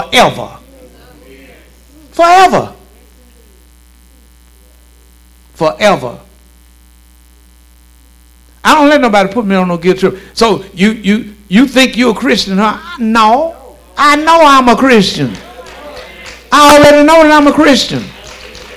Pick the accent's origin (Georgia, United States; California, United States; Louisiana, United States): Louisiana, United States; Shreveport; I'm from Southeast Shreveport. I'm from Stony Hill.